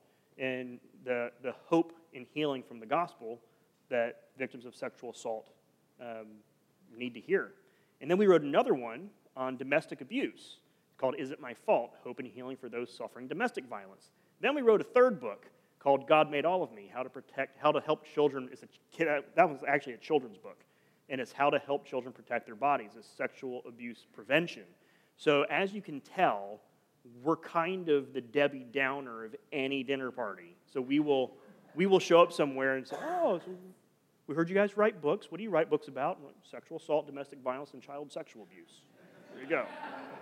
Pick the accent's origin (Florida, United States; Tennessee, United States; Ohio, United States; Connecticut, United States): Florida, United States; Sarasota; also born or lived in Seattle; now in Orlando, United States; I'm originally from Sarasota, Florida. So I'm a Florida West Coast boy